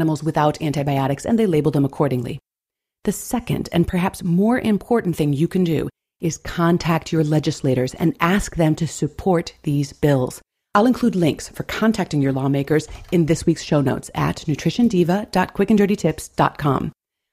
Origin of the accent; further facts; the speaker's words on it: Buffalo, New York, United States; my hometown of Buffalo, New York